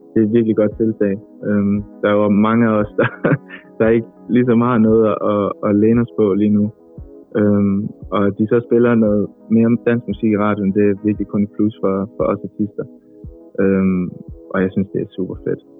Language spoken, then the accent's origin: Danish; Aarhus, Central Denmark Region, Denmark; moved away as an adult; now in Copenhagen, Denmark; nu er jeg jo flyttet fra Aarhus til København. Øhm, jeg er normalt fra Aarhus. man kan sige, det er normalt. Jeg er fra Aarhus.